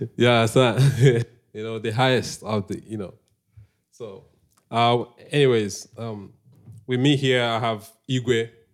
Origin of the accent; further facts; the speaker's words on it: Nnewi, Anambra, Nigeria; moved away; I'm from Anambra State, Nigeria